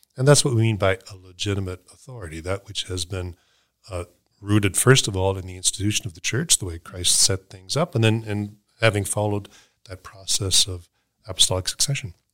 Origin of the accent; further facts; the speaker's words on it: Halifax, Nova Scotia, Canada; moved away; I grew up in Halifax